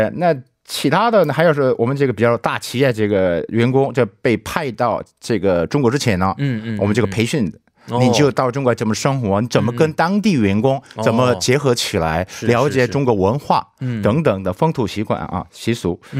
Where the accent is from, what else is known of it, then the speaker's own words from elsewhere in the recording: Busan, South Korea; Chinese is a second language; moved away as an adult; also born or lived in Beijing, China; 我老家是釜山的